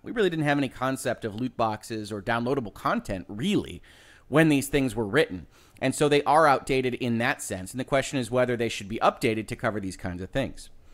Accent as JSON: {"language": "English", "region": "Michigan", "country": "United States", "tie": "born or raised there", "said": "my home state of Michigan"}